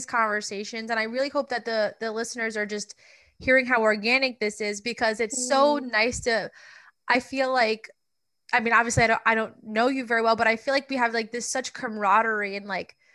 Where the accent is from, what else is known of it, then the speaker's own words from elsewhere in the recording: Long Island, New York, United States; I'm from Long Island, so obviously very much closer to New York